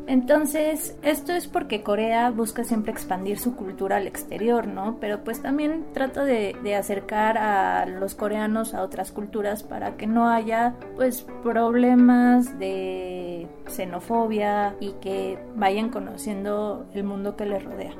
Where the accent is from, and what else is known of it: Mexico